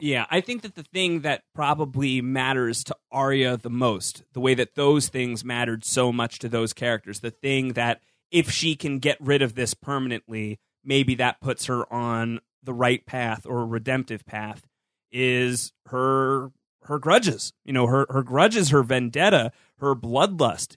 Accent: New York, United States; As a New Yorker

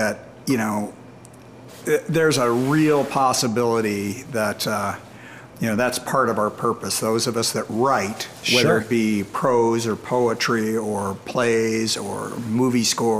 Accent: United States; moved away; I grew up outside of Washington, D.C.

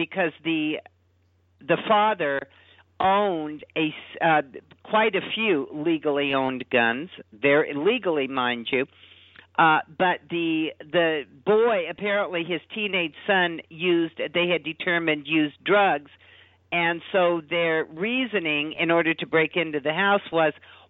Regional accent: Los Angeles, California, United States; I lived in L.A. at the time. I mean, I grew up in Los Angeles, Southern California

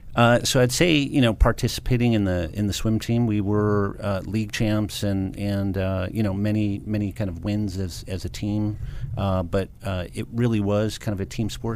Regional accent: Livonia, Michigan, United States; I grew up in a suburb of Detroit, Michigan called Livonia, Michigan.

